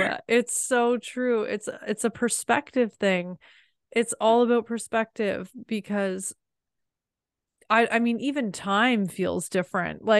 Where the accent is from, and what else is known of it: Canada; born or raised there